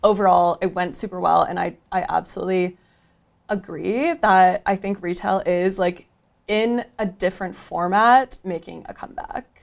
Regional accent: Michigan, United States; moved away as an adult; now in Denver, United States; I moved to Denver from Michigan, which is where I grew up

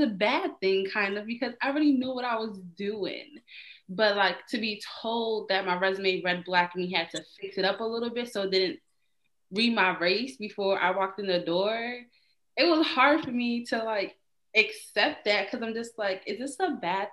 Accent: Trinidad & Tobago; moved away; also born or lived in East Orange, New Jersey; I'm Trinidadian

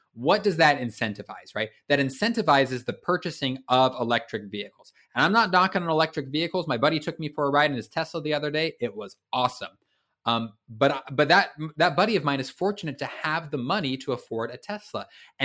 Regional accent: Vancouver, Washington, United States; I hail from Washington State, a city called Vancouver. Great part of the country, by the way.

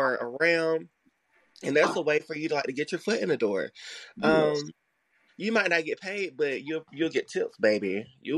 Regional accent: LaGrange, Georgia, United States; I grew up in a little town called LaGrange, Georgia

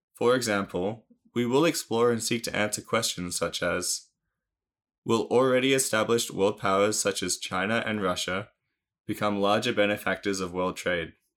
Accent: Australia; my home country of Australia

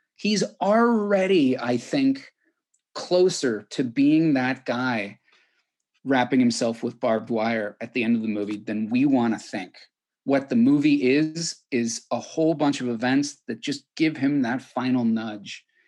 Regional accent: California, United States; as a Californian

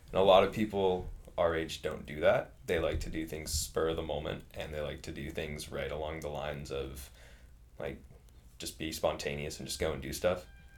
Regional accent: California, United States; And, like, growing up in California, you have to take into account traffic and everything.

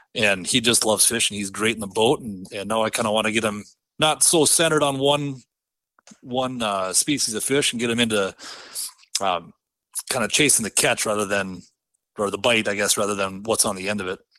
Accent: northwest of Bismarck, Southern North Dakota, United States; I grew up in Southern North Dakota, kinda just northwest of Bismarck a little bit

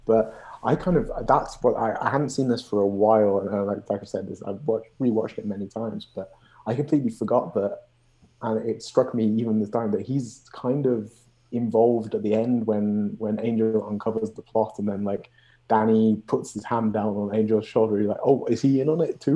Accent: Birmingham, West Midlands, United Kingdom; moved away as an adult; now in Montreal, Canada; I'm from Birmingham

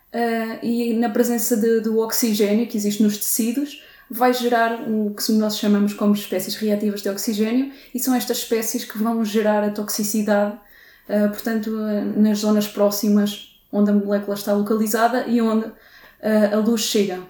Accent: Torres Novas, Santarém District, Portugal; moved away as an adult; em Torres Novas, portanto, de onde sou natural.

